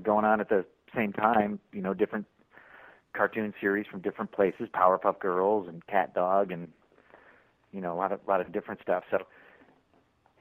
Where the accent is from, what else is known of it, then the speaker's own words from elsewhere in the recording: Syracuse, New York, United States; moved away; I am from Syracuse, New York, right in the smack dab in the center of New York State